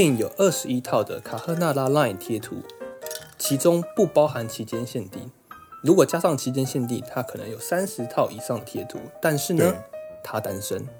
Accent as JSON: {"language": "Chinese", "country": "Taiwan", "said": "我们有在资料搜寻的途中看到有一个身为台湾人一定要出来捍卫的迷信。"}